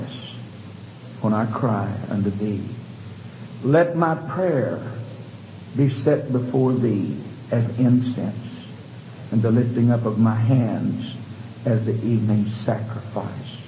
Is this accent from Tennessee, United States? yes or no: no; Houston, Texas, United States; growing up in Houston